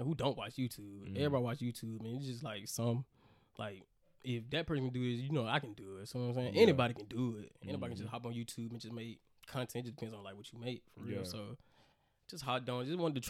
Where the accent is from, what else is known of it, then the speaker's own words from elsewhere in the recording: Montgomery, Alabama, United States; I'm from Montgomery, 334. Hey, don't know what to say about that. I'm from Montgomery, Alabama.